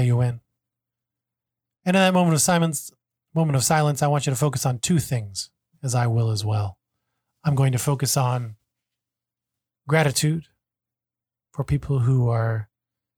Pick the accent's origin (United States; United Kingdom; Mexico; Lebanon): United States; moved away as an adult; now in Hong Kong; I'm originally American. I've lived in Hong Kong for about 10 years